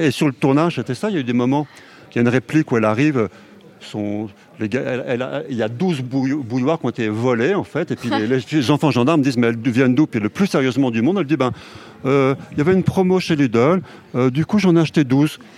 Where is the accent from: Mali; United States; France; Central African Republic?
France; Haute-Savoie, Auvergne-Rhône-Alpes; also born or lived in Paris; je suis né en Haute-Savoie et je vis dans la montagne